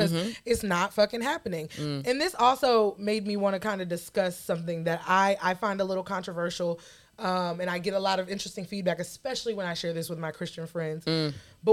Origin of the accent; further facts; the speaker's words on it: the South, United States; I grew up in the South.